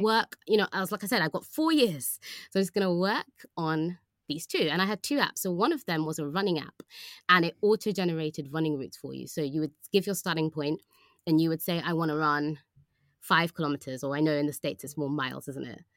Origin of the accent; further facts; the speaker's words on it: London, United Kingdom; also born or lived in Oxford; I was from London